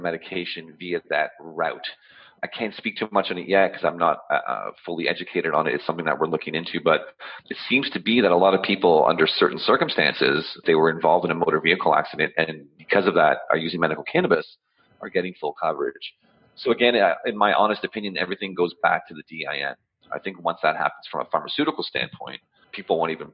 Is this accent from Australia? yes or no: no; Ottawa, Ontario, Canada; I'm born and raised in Ottawa